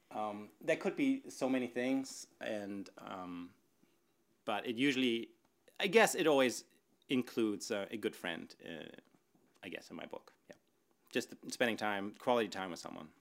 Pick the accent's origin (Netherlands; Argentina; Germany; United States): Germany; Northern Germany; moved away; I grew up in Germany, northern Germany, in a little town.